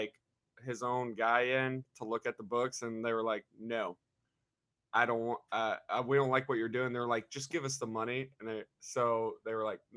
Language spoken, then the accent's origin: English; Festus, Missouri, United States; I'm from Festus, Missouri. It's about 30 minutes south of St. Louis